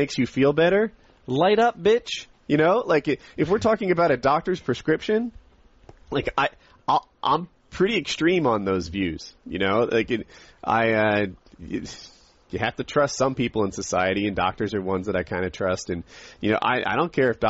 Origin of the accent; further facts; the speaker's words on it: Ocean City, Maryland, United States; now in Apex, United States; where I grew up in Ocean City, you couldn't drink in public